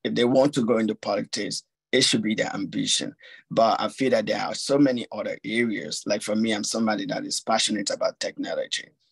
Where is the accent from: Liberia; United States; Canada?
Liberia; I'm from Liberia